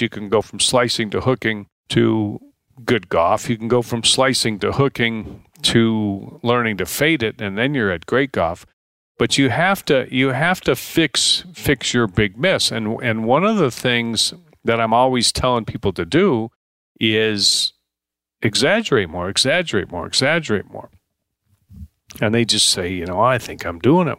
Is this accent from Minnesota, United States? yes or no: no; Deerfield, Illinois, United States; moved away; also born or lived in Paradise Valley, Arizona; I grew up in Deerfield, Illinois